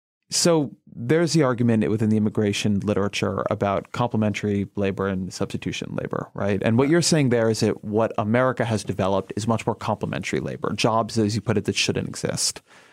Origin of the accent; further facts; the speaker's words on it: Southern California, United States; I grew up in Southern California.